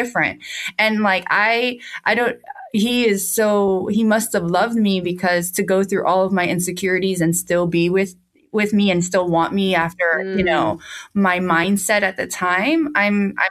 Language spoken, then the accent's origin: English; United States; moved away as an adult; also born or lived in Charleston, South Carolina / Atlanta, Georgia / Miami; we're originally from New York